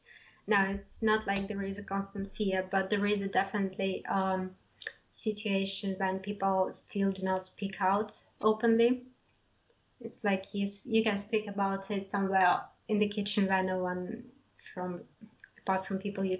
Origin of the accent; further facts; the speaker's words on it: Belarus; English is a second language; No, I'm not from the capital, actually. I'm from a small city.